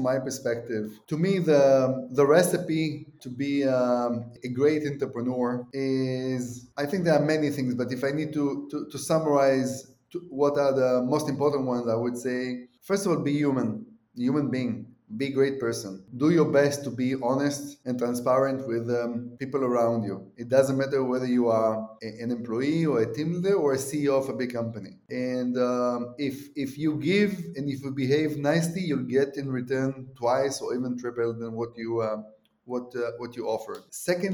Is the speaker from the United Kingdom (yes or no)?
no; Israel; I'm from Israel